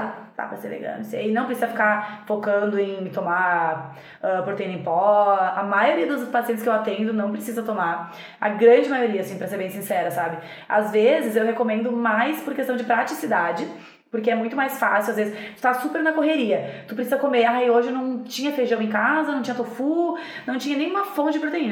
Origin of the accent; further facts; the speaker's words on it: Rio Grande do Sul, Brazil; eu sou gaúcha